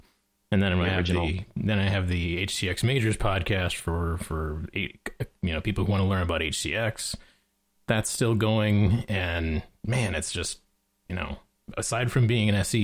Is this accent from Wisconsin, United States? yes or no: yes; Milwaukee, Wisconsin, United States; I grew up in Milwaukee